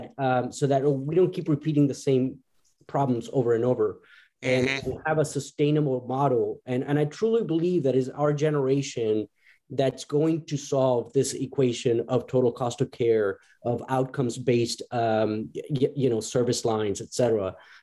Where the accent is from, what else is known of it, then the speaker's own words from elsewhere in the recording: Chile; moved away; I'm originally from Chile